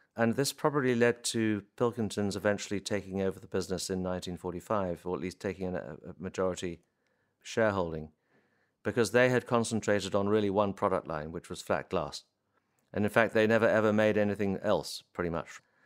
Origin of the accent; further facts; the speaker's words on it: Warwickshire, West Midlands, United Kingdom; I grew up in Warwickshire